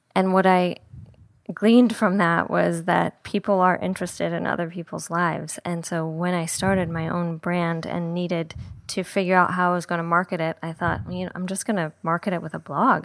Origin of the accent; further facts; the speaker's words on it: Saint Paul, Minnesota, United States; moved away as an adult; also born or lived in Indiana / San Francisco / Paris; now in Los Angeles, United States; I grew up in Minnesota. I grew up in Saint Paul, Minnesota, last of six kids